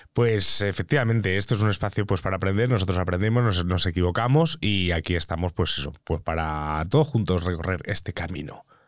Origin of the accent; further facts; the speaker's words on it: Mallorca, Balearic Islands, Spain; yo soy de Mallorca